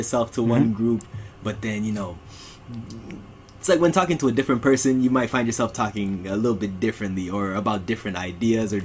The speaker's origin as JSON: {"language": "English", "town": "Ottawa", "region": "Ontario", "country": "Canada", "tie": "born or raised there", "said": "born and raised in Canada, Ottawa, Ontario"}